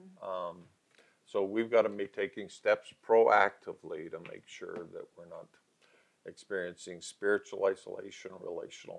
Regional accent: Calgary, Alberta, Canada; also born or lived in Barrhead, Alberta; I was raised in Calgary. I'd taken all my school, 10 and a half years of school in Calgary

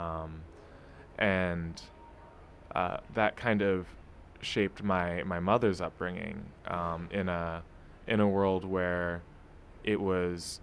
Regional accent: New York City, New York, United States; also born or lived in Cleveland, Ohio; I grew up in Brooklyn, in Fort Greene

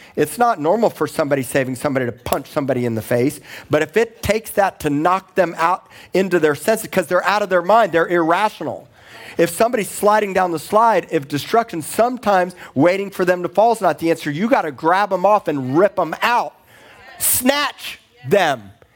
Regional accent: Miami, Florida, United States; moved away as an adult; also born or lived in Tulsa, Oklahoma / Corpus Christi, Texas; I grew up in Miami

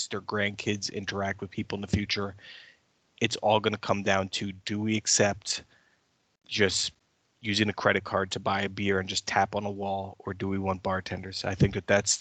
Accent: United States; I'm an American

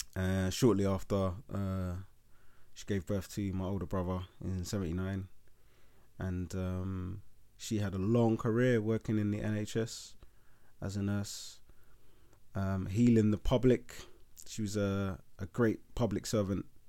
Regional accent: London, United Kingdom; so we were born and raised in Leytonstone

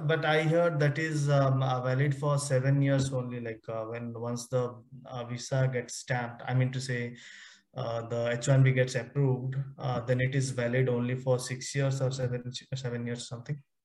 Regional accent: India; moved away; also born or lived in Sweden; I'm an Indian citizen, but I'm about to get uh, Swedish citizen now

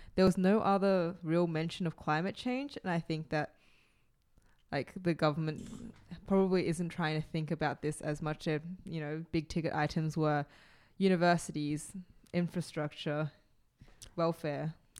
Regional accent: Australia; as an Australian

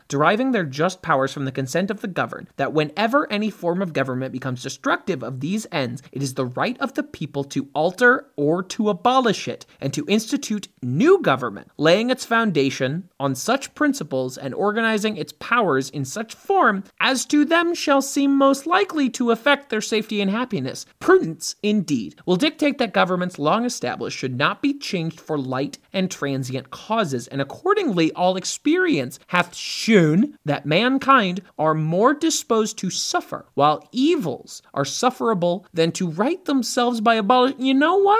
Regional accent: St. Louis, Missouri, United States; moved away as an adult; now in New York, United States; I'm from St. Louis

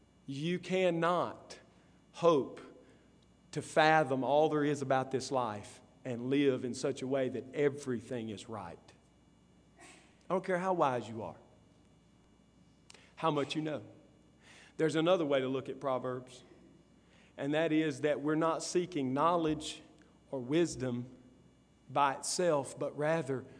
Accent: Columbus, United States; moved away; where I grew up in Columbus, at my grandmother's house

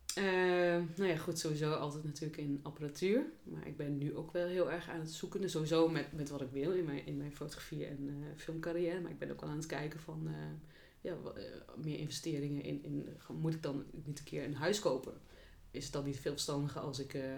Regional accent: Achterhoek, Gelderland, Netherlands; moved away; ik kom oorspronkelijk uit de Achterhoek

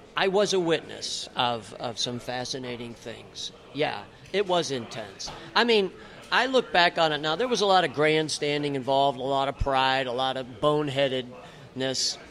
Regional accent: Bradford, Pennsylvania, United States; also born or lived in Pittsburgh, Pennsylvania; I was born in Pittsburgh, Pittsburgh in guy. 1956. I turned okay. 60 this year. But I grew up in the little northern tier town of Bradford, Pennsylvania

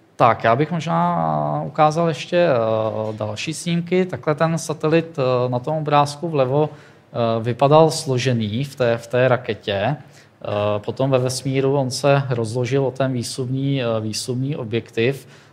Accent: Tábor, South Bohemian Region, Czechia; moved away as an adult; now in Plzeň, Czech Republic; já jsem z Tábora, což je město, město na jihu Čech

